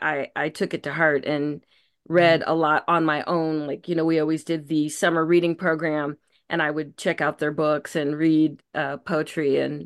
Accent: San Francisco, California, United States; I grew up in San Francisco. So Maya Angelou lived around the corner from my family.

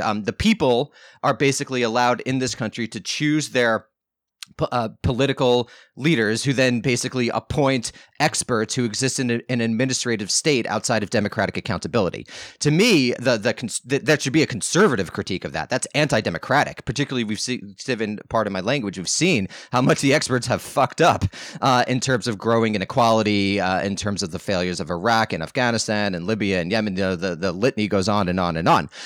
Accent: United States; I'm an American

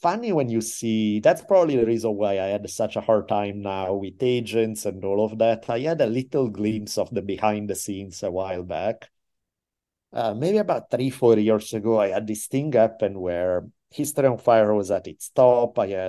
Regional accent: Italy; And again, I'm from Italy. I'm used to doing shady shit and going beyond the law.

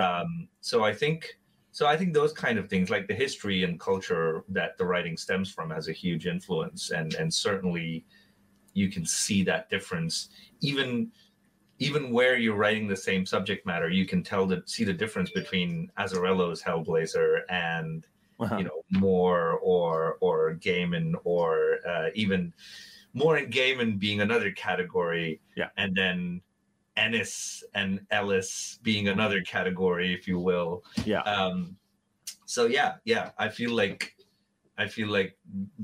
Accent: Mumbai, Maharashtra, India; moved away as an adult; I was growing up in Mumbai. I was in Mumbai until I was about 19.

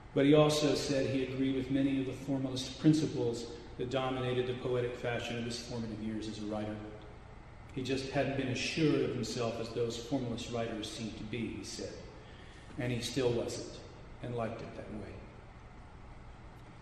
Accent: Des Moines, Iowa, United States; moved away as an adult; also born or lived in Gainesville, Florida; I was born and raised in Des Moines, Iowa

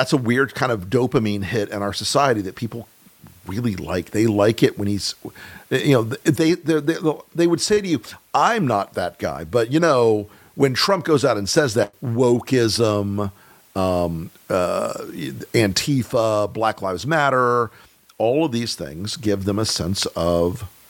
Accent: Deep South, United States; I'm from the South. I'm from the deep South. I live in North Florida

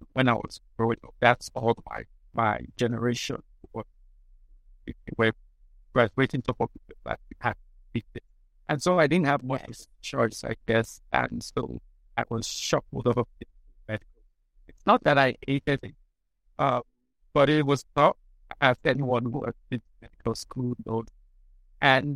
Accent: Lagos, Nigeria; I was born, raised in Lagos. Well, I'm not from Lagos, but I was born, raised in Lagos.

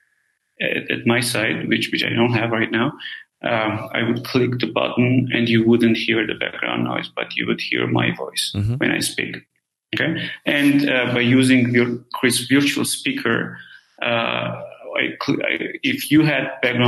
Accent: Armenia; moved away; I'm originally from Armenia

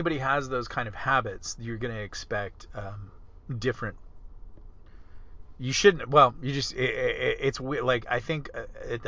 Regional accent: California, United States; I come from California

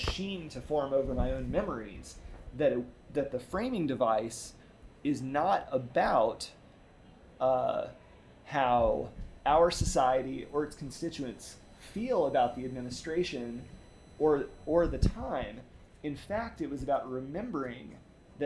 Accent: the South, United States; growing up as a Southerner with baby boomer parents who were Southerners

